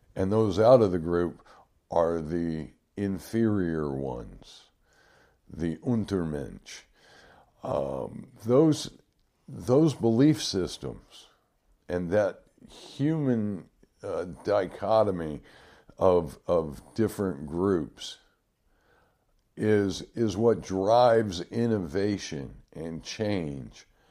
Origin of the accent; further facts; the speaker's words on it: Detroit, Michigan, United States; the detroit river um, when i was growing up